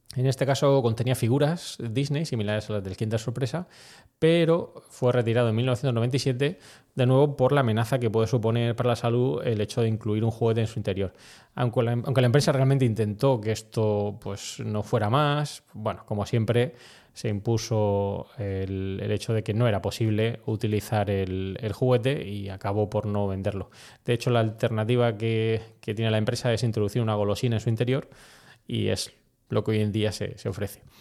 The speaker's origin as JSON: {"language": "Spanish", "country": "Spain", "also_born_or_lived": "United States", "said": "aquí en España"}